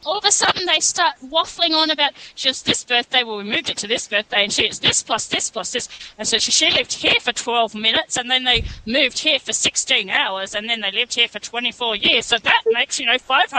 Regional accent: Australia; I'm Australian.

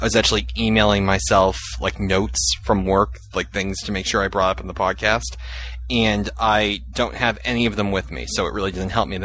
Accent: Massachusetts, United States; I'm from Massachusetts

